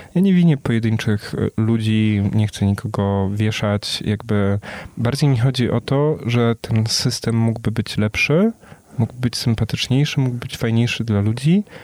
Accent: small town near Częstochowa, Silesian Voivodeship, Poland; moved away; Ja sam też jestem z małej miejscowości pod Częstochową, gdzie zresztą moi rodzice przyjechali

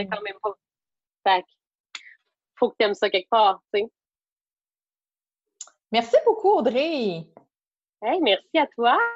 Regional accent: Magdalen Islands, Quebec, Canada; je ne cacherai pas que je suis pas de la Madeleine pour rien.

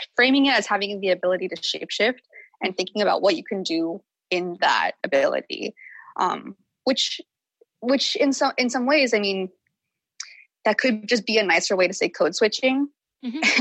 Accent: the South, United States; I grew up in the South

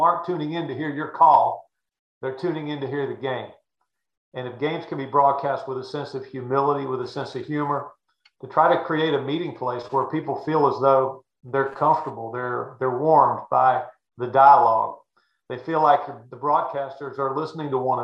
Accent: Chapel Hill, North Carolina, United States; growing up in Chapel Hill, North Carolina

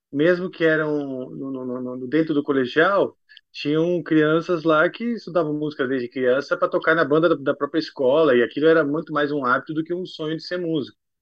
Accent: Brazil; moved away; also born or lived in United States; me remetia à minha terra. Voltando para o Brasil

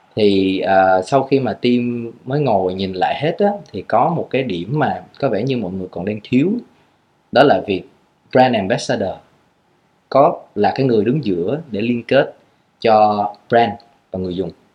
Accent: Vietnam; mình là người Việt Nam

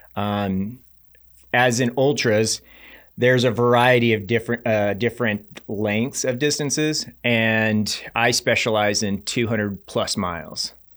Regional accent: Reno, Nevada, United States; I grew up in Reno, Nevada, so I was always venturing up in that Tahoe region

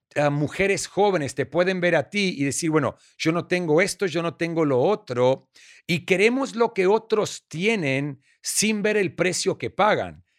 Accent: Argentina; moved away; also born or lived in Australia; soy argentino australiano

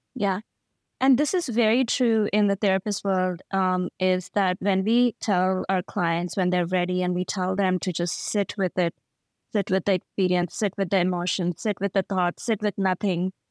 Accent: India; as an Indian

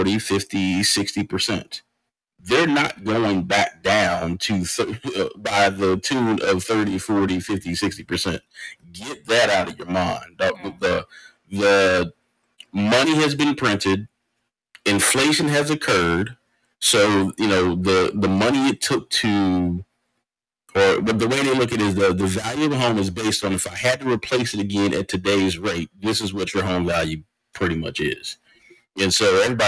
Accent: Austin, Texas, United States; now in Maryland, United States; my hometown of Austin

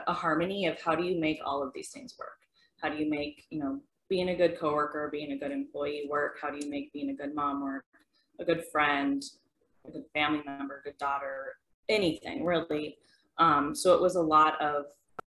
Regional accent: Detroit Lakes, Minnesota, United States; moved away as an adult; also born or lived in Fargo, North Dakota; now in Horace, United States; I am originally from Detroit Lakes, Minnesota, graduated high school, moved here to Fargo

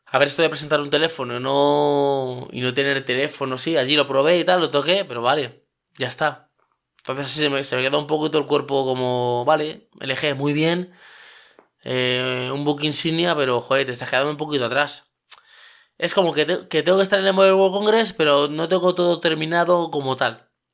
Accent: Spain

